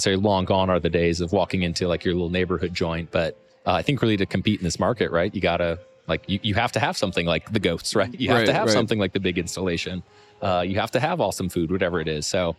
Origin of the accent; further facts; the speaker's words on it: Wisconsin, United States; moved away; Oh man, so I'm originally from Wisconsin